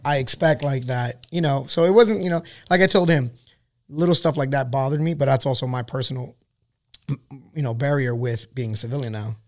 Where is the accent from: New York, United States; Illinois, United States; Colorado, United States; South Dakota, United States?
New York, United States; New York City; moved away as an adult; now in California, United States; I'm born and raised in Queens, New York.